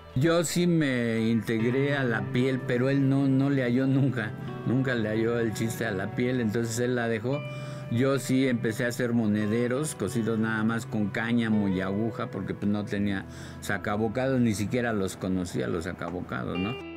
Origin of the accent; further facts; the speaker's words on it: Mexico City, Mexico; he vivido en todos los barrios bravos, ¿no? Precisamente de la Ciudad de México, te digo, nací en La Obrera, viví en la Doctores, en la Buenos Aires, en Tepito, en la Guerrero, en el centro de la Ciudad de México